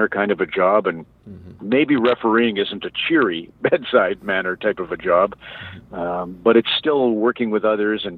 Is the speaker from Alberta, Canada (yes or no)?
yes; Red Deer, Alberta, Canada; my life growing up in Red Deer